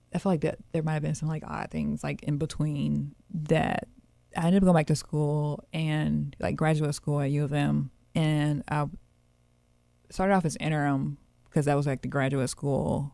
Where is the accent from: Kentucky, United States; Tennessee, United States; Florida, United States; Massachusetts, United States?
Tennessee, United States; Memphis; I grew up in North Haven